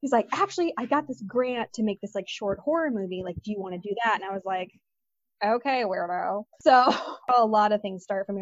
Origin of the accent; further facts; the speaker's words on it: Detroit, Michigan, United States; moved away as an adult; I'm from Detroit.